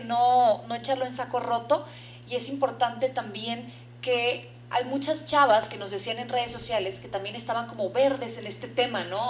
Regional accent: Mexico; en el país de México, que es donde nos, nos, encontramos, somos mexicanas de nacimiento

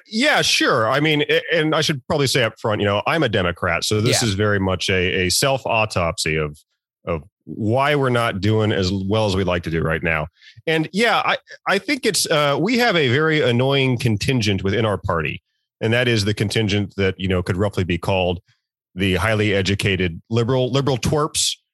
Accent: Norfolk, Virginia, United States; moved away; I'm from Virginia, I'm from the Norfolk area

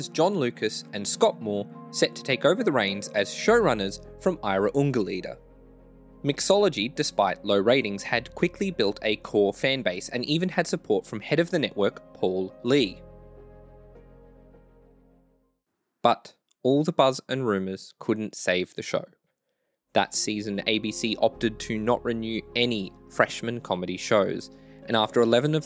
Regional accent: Australia; I'm like a nobody from Australia

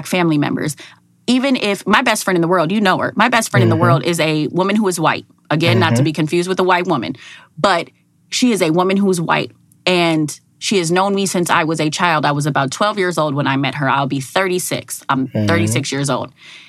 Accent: Minneapolis, Minnesota, United States; born and raised in Minneapolis, Minnesota, Miss Minnesota 2007.

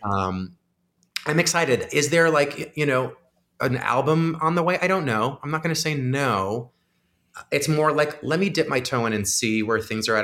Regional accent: Crystal Lake, Illinois, United States; I'm from Crystal Lake, Illinois

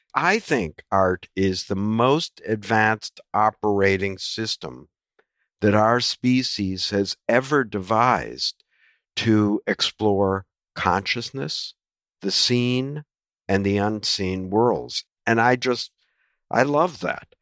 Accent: United States; an American who grew up watching only baseball and the N F L

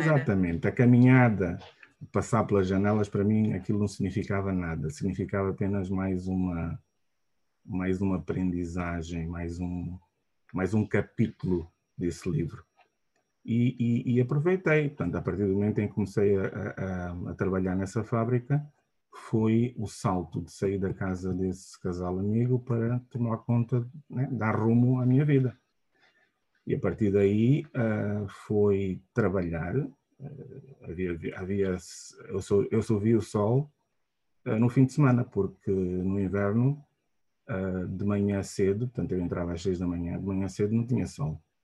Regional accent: Luanda, Luanda Province, Angola; also born or lived in Malanje; Nasci e cresci uh, em Angola, portanto, nasci em Luanda e fiz o meu ensino primário uh, todo uh, em Luanda

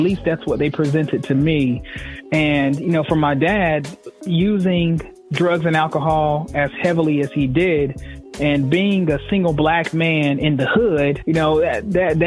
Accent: Fayetteville, North Carolina, United States; I'm just a kid from Fayetteville, North Carolina. I grew up in Fayetteville's poorest community

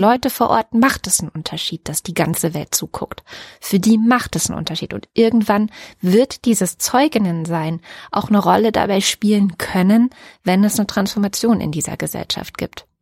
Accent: Germany; hier bei uns in Deutschland

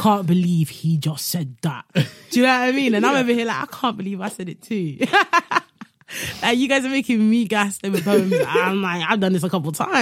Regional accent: London, United Kingdom; also born or lived in Midwest, United States; growing up in London, also living in the Midwest in America for a bit

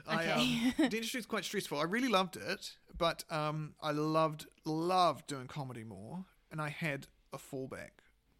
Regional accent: South Island, New Zealand; born there; I was born in the South

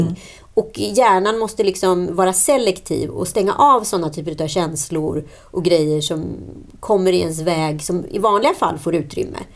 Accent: Örebro, Örebro County, Sweden; Vi är ju örebroare

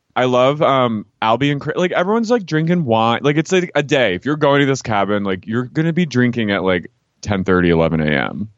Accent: Philadelphia, Pennsylvania, United States; moved away; I went to my high school in Philly

